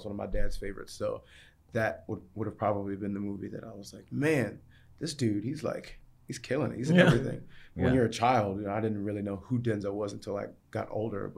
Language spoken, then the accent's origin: English; Maryland, United States; also born or lived in England; my upbringing in Maryland.